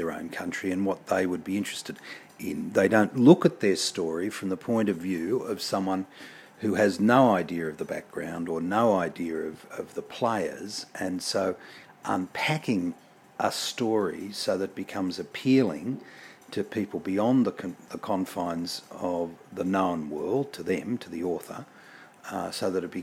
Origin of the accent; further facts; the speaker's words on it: Australia; Being an Australian